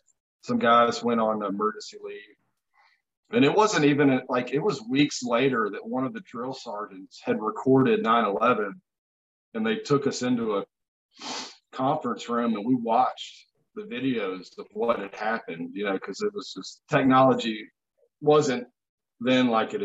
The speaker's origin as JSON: {"language": "English", "area": "Blue Ridge Mountains", "region": "Virginia", "country": "United States", "tie": "born or raised there", "said": "I'm 39 years old. I grew up in the Blue Ridge Mountains in Virginia."}